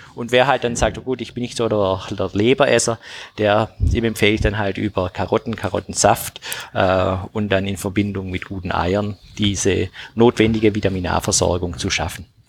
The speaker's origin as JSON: {"language": "German", "town": "Tübingen", "region": "Baden-Württemberg", "country": "Germany", "said": "ich komme ja aus Tübingen"}